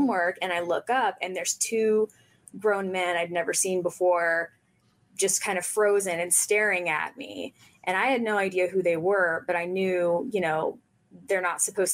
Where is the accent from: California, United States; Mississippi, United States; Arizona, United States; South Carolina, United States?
Mississippi, United States; Oxford; I grew up in William Faulkner's house in Mississippi